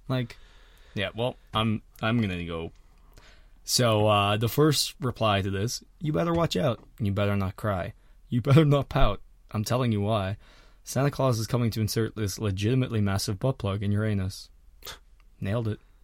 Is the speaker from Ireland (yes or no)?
yes; Ireland; moved away; I'm from Harlem